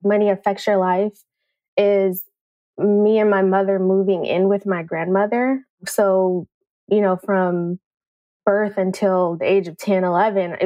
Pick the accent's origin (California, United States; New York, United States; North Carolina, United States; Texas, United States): California, United States; Oakland; moved away as an adult; now in San Antonio, United States; I grew up in East Oakland